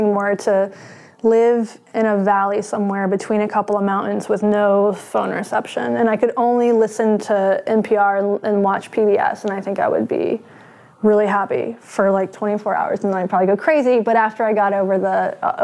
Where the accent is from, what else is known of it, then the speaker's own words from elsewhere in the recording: North Carolina, United States; now in Seattle, United States; I'm from North Carolina. I live in Seattle.